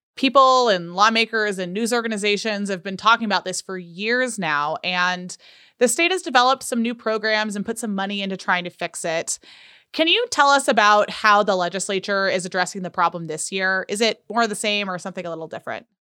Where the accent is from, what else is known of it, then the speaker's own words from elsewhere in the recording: California, United States; now in Utah, United States; I am from California